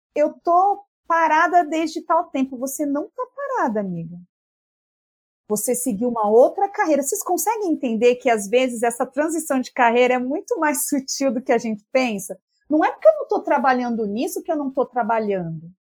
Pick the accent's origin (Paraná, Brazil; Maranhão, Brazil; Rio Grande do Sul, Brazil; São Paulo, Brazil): São Paulo, Brazil; a gente é muito paulistana